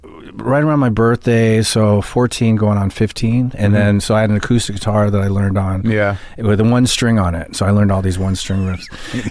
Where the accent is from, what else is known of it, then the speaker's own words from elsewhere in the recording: Hampstead, London, United Kingdom; born there; also born or lived in Stoke-on-Trent; No, I was born in Stoke-on-Trent. I was born in Hampstead, London.